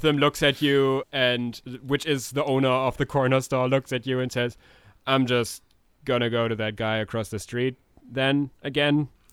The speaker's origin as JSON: {"language": "English", "country": "Germany", "said": "we're we're from Germany."}